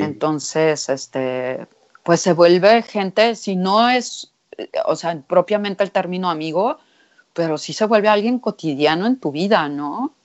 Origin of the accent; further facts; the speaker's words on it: Mexico; me decían, ¿de dónde eres? Y yo les decía, de México